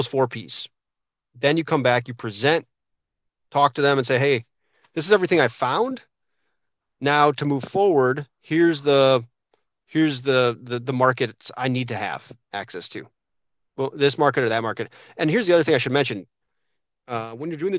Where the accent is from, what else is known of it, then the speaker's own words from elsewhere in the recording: Wisconsin, United States; I'm from Wisconsin